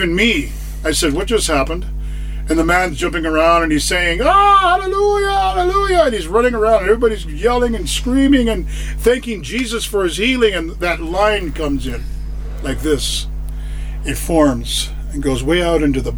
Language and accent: English; United States; moved away as an adult; now in Uganda; I'm from America and everybody's mixed different colors